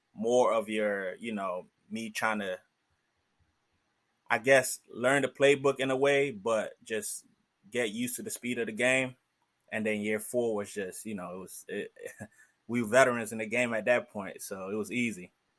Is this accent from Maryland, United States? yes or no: yes; Wheaton, Maryland, United States; also born or lived in Silver Spring, Maryland; originally from Silver Spring, Maryland. Technically, I say Wheaton, Maryland